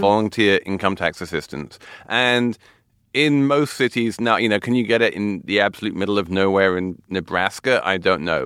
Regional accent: London, United Kingdom; now in New York City, United States; my hometown of London

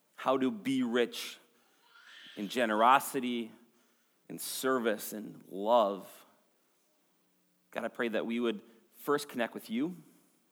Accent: Maple Grove, Minnesota, United States; I grew up here in Maple Grove

